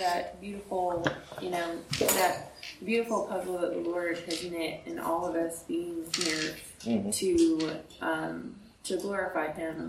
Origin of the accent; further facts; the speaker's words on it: South Carolina, United States; moved away; I hail from South Carolina